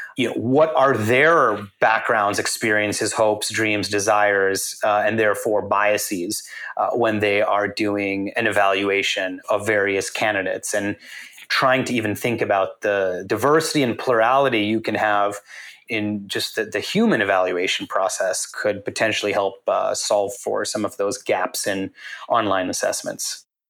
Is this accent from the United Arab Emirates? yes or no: no; Canada; moved away; So I grew up in Canada, and in Canada, everyone grows up watching hockey and collecting hockey cards.